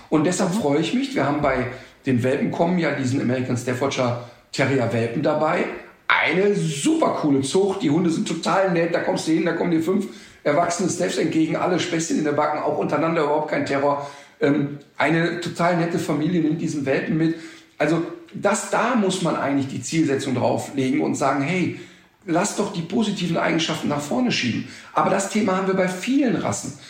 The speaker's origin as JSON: {"language": "German", "country": "Germany", "said": "bei uns in Deutschland"}